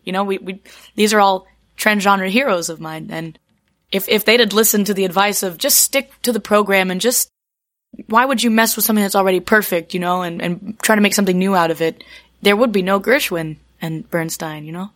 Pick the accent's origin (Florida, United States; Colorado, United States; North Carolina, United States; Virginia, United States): Virginia, United States; Charlottesville; moved away as an adult; also born or lived in New York / Appalachia; I grew up in Virginia, in Charlottesville